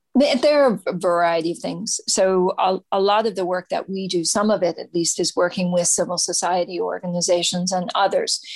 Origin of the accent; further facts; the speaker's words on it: United States; I'm an American